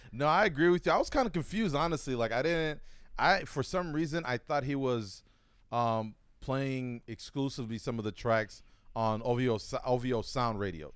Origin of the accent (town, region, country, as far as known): Buffalo, New York, United States; born or raised there; now in Oregon, United States